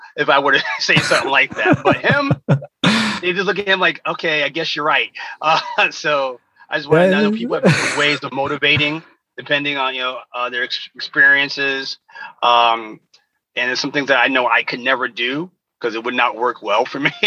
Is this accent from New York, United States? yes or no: yes; New York, United States; I'm from New York, lived in New York